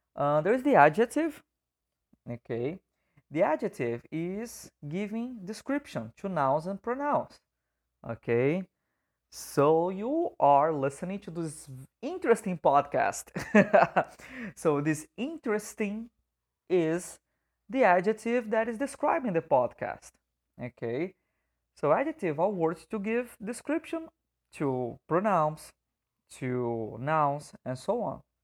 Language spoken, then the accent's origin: English; Brazil; first language Portuguese; English is a second language; as a native speaker of Portuguese